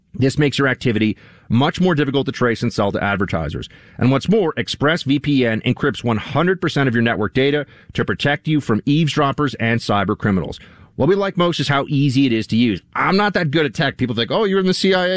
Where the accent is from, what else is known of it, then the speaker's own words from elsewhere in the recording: New York City, New York, United States; Until college as a New Yorker